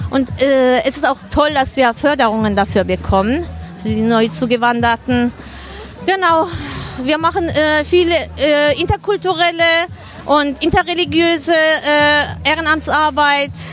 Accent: Baden-Württemberg, Germany; now in Herne, Germany; Äh, ursprünglich bin ich aus Baden-Württemberg, möchte ich erwähnen, aber ähm, es ist hier doch anders. In Herne ist halt viel mehr kulturell.

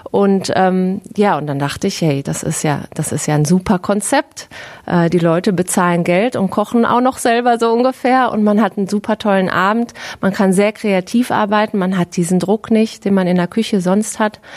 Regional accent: Herne, North Rhine-Westphalia, Germany; also born or lived in Sydney; Und auch wenn Herne jetzt nicht Sydney ist und auch vielleicht weit entfernt davon, ist es trotzdem meine Heimat und wunderschön für mich.

